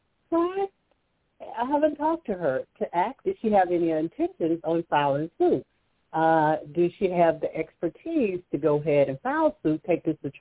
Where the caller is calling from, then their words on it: Alabama, United States; Hi, Toni. And … from Alabama.